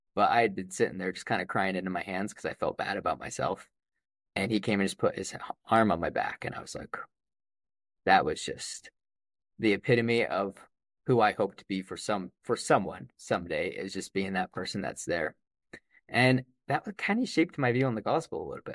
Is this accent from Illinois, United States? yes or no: no; Idaho Falls, Idaho, United States; I was born in Idaho Falls in two thousand.